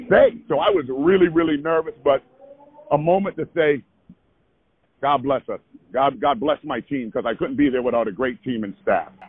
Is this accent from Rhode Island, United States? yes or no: yes; Providence, Rhode Island, United States; I was born and raised there. I grew up on Friar basketball